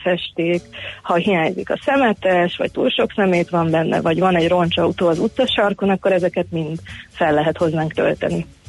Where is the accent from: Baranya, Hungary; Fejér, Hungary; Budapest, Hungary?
Budapest, Hungary; én a 17. kerületben nőttem fel